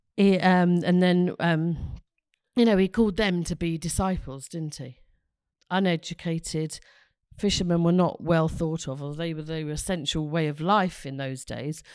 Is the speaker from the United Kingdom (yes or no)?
yes; London, United Kingdom; now in Ross-on-Wye, United Kingdom; I come from London